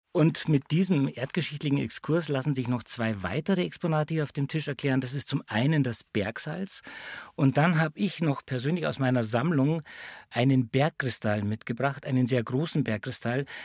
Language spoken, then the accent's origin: German; Bavaria, Germany; bei uns in Bayern